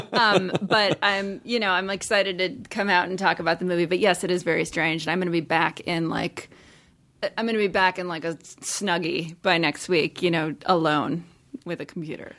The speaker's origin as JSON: {"language": "English", "region": "Midwest", "country": "United States", "tie": "born or raised there", "moved": "yes", "said": "I grew up in the Midwest"}